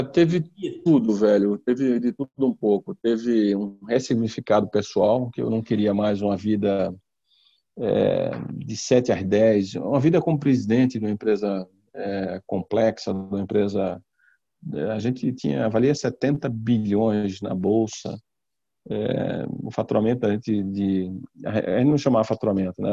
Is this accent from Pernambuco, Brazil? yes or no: yes; Pernambuco, Brazil; also born or lived in Walnut Creek, California, United States; E voltei para o Brasil, né, para Pernambuco. Meu pai é pernambucano, minha mãe é pernambucana. Voltei com um ano e meio de idade. E terminei fazendo a minha educação toda primária, porra, minha adolescência toda lá